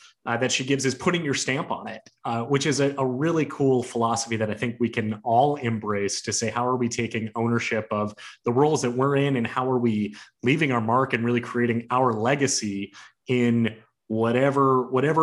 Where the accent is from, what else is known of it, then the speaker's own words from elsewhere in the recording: Detroit, Michigan, United States; moved away; I grew up in Detroit